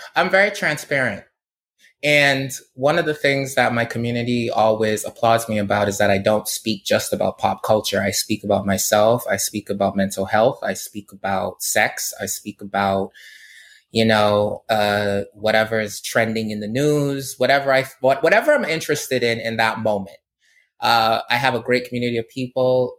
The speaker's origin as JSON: {"language": "English", "country": "Barbados", "tie": "born or raised there", "moved": "yes", "said": "I grew up in Barbados"}